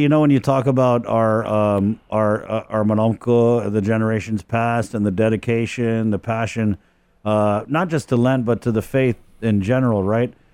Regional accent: Guam; also born or lived in Oklahoma / Virginia; I was born in Oklahoma. I came back to Guam, you know, before I turned one. Uh, lived here, uh, my stepfather was in the Navy, uh, so I spent, uh, second grade in Virginia, uh, came back, um, to Guam

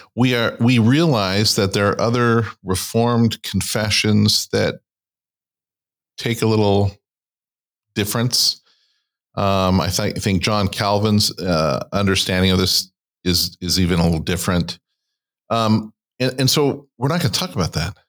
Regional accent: California, United States; I grew up in California

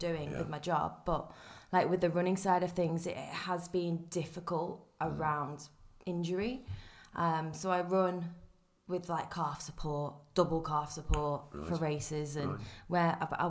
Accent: Wrexham, Wales, United Kingdom; I grew up in North Wales, in Wrexham. Yeah. And then my parents are from down, well, one's from down south, one's from up north. So I'm a little bit from nowhere.

